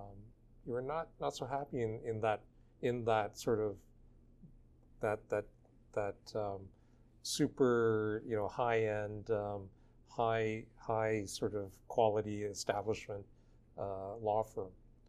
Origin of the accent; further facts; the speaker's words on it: Nova Scotia, Canada; I grew up in Nova Scotia, and there were many M's, McDonald's and McNeil's